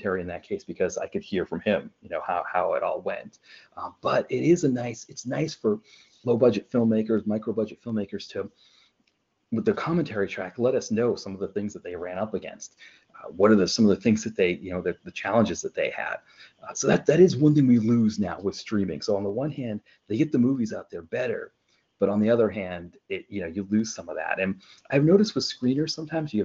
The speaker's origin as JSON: {"language": "English", "region": "southern Maine", "country": "United States", "tie": "born or raised there", "said": "I grew up in southern Maine"}